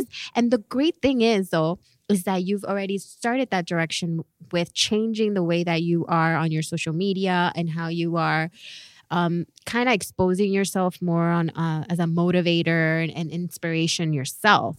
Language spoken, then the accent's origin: English; Miami, Florida, United States; we're from Miami